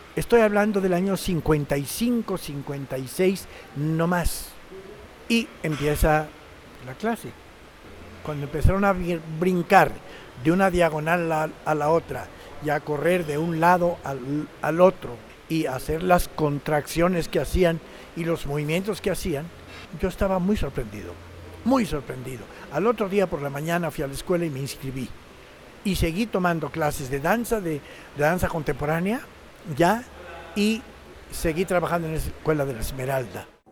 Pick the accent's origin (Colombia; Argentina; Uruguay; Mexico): Mexico; also born or lived in Mexico City / Havana, Cuba; como somos los mexicanos, olvidadizos